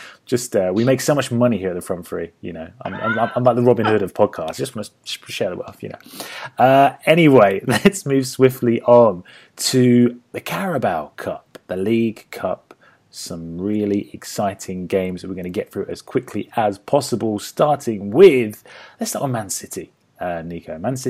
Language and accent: English; Australia; I'm from Australia, and there is a lack of good football content.